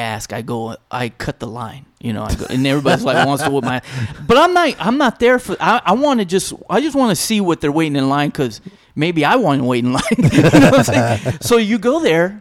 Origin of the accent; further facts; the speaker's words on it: El Paso, Texas, United States; I'm from El Paso